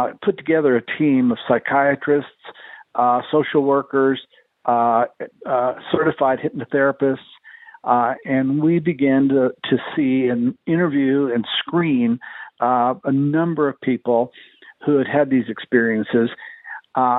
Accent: El Paso, Texas, United States; my hometown

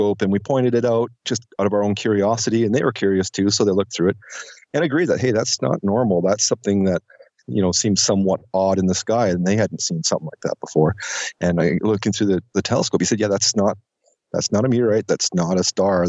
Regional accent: Penticton, British Columbia, Canada; right now I'm in Penticton, and at the time I was also living in Penticton. I was 14.

